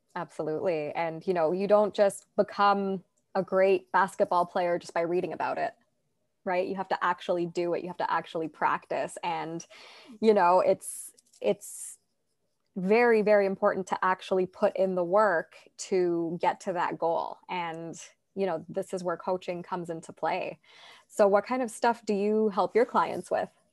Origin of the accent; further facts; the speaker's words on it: Toronto, Ontario, Canada; I'm from Toronto, Canada